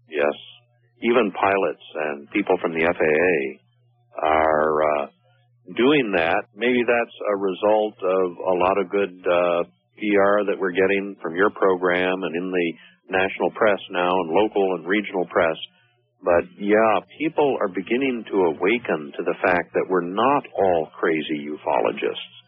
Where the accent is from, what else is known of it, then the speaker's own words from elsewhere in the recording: Missouri, United States; Also, I was born in Missouri, so these things I have to see with my own eyes.